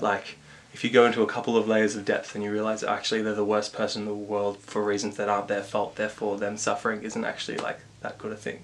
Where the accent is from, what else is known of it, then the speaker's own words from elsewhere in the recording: Canberra, Australian Capital Territory, Australia; growing up in Canberra.